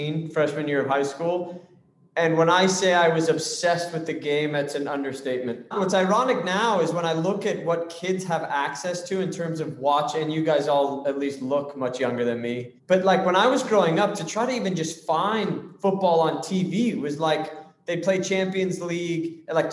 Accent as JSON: {"language": "English", "region": "Southern California", "country": "United States", "tie": "born or raised there", "also_born_or_lived": "South Africa / Chicago", "said": "a young kid growing up in Southern California"}